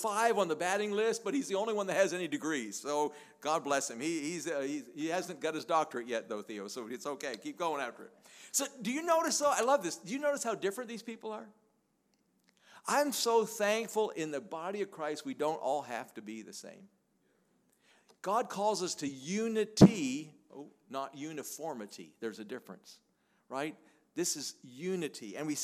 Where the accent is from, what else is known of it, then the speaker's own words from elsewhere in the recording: Canada; I'm a Canadian